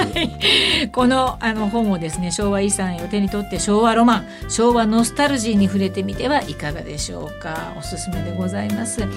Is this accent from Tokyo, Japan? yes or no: no; Nagoya, Aichi, Japan; 私の地元、名古屋